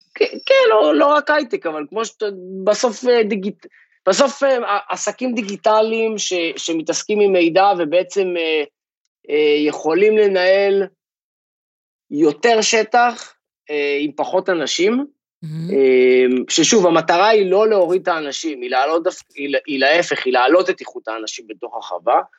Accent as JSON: {"language": "Hebrew", "town": "Kfar Kish", "region": "Northern District", "country": "Israel", "tie": "born or raised there", "also_born_or_lived": "Rehovot", "moved": "as an adult", "lives_now": "California, United States", "said": "גדלתי במושב שנקרא כפר קיש, משפחה של מגדלים"}